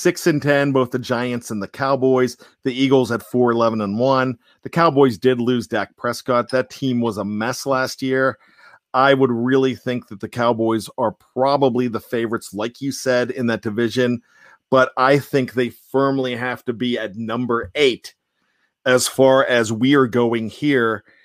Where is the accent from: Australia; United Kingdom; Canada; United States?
Australia; accent: Australian; you guys make fun of my Australian accent.